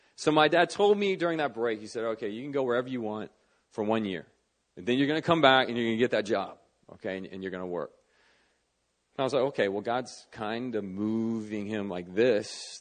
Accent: Northern Virginia, United States; moved away as an adult; now in Seoul, South Korea; I grew up in Northern Virginia

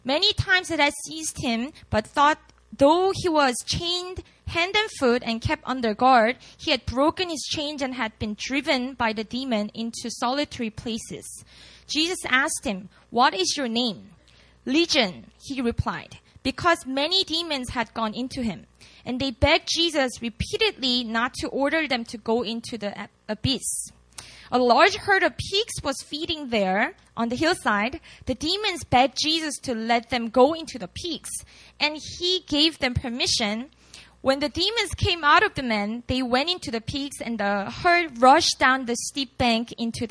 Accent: Busan, South Korea; first language Korean; English is a second language; moved away as an adult; now in Seoul, South Korea; I was born and raised in Busan, which is about 5 hours drive away from Seoul

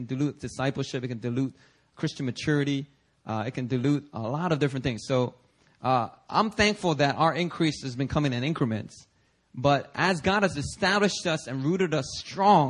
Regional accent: Philadelphia, Pennsylvania, United States; also born or lived in New York City, United States; now in Seoul, South Korea; when I was growing up in Philadelphia

